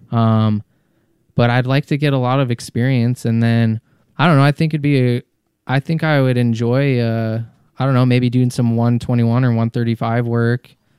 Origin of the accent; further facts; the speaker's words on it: Colorado, United States; moved away as an adult; also born or lived in Massachusetts; I was born in Massachusetts, but, uh, grew up in Colorado